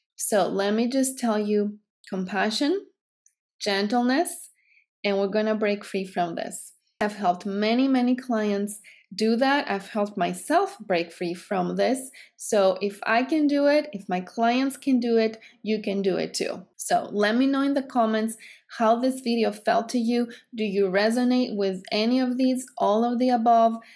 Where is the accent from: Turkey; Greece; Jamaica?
Greece; English is a second language; moved away; I'm from Greece, because I talk this way, because I have an accent